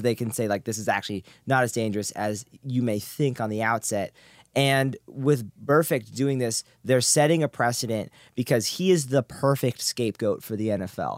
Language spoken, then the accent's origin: English; Seattle, Washington, United States; I am from Seattle